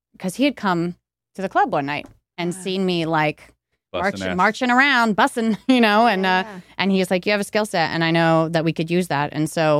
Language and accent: English; Los Angeles, California, United States; And then I'm from Los Angeles. So, yeah.